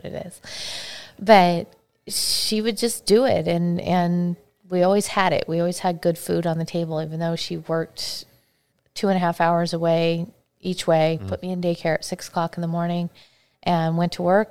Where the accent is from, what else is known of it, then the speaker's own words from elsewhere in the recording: Battle Ground, Washington, United States; also born or lived in Arizona; I grew up in Battleground, Washington